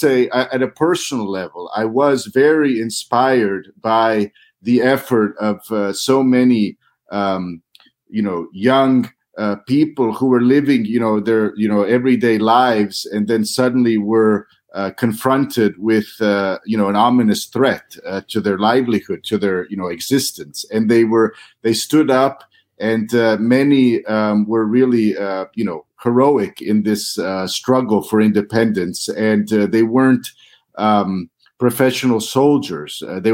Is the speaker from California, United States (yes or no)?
no; Missouri, United States; accent: Missouri; now in Croatia; I may have lost my Missouri accent, but I still speak Croatian with a heavy accent from abroad.